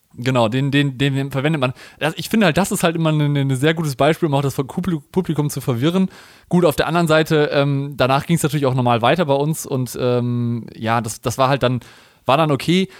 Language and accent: German; Cologne, North Rhine-Westphalia, Germany; ich komme ja aus Köln